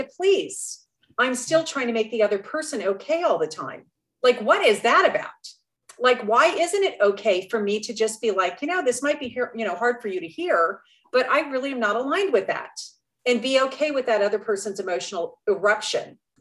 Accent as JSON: {"language": "English", "region": "Colorado", "country": "United States", "tie": "born or raised there", "said": "I grew up in Colorado"}